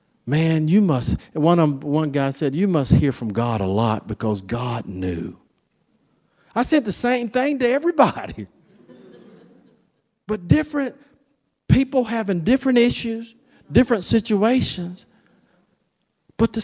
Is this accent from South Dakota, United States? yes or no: no; Florida, United States; where I'm from Florida